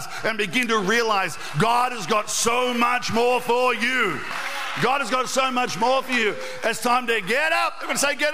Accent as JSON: {"language": "English", "town": "Albury", "region": "New South Wales", "country": "Australia", "tie": "born or raised there", "said": "as a 14-year-old, we went out one night out to the Hume Weir, growing up in Albury"}